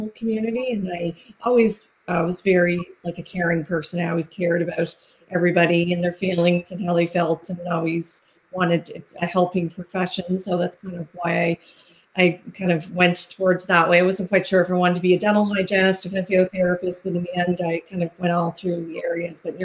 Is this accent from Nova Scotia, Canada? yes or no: yes; Halifax, Nova Scotia, Canada; I'm from Halifax, Nova Scotia in Canada